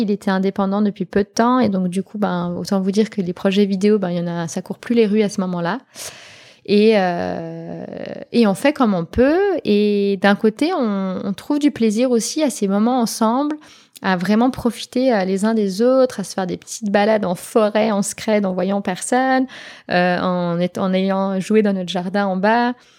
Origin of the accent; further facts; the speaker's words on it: Switzerland; en tant que Suisse